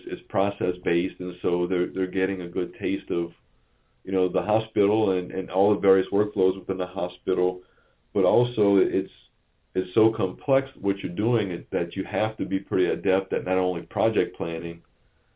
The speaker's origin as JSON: {"language": "English", "town": "Thibodaux", "region": "Louisiana", "country": "United States", "said": "I'm from the Thibodaux area, and, Thibodaux is not exactly a metropolis"}